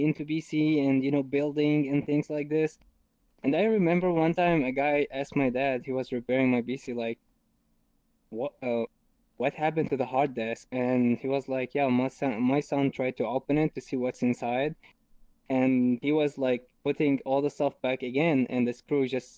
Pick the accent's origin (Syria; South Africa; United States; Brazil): Syria; English is a second language; now in Germany; I'm originally from Syria. For who don't know Syria, it's a country in the Middle East. And I'm living here in Germany for like 7 years.